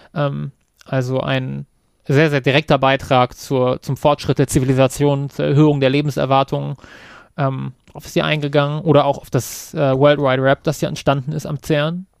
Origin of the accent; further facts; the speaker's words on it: Kassel, Hesse, Germany; Kassel zum Beispiel als meine Heimatstadt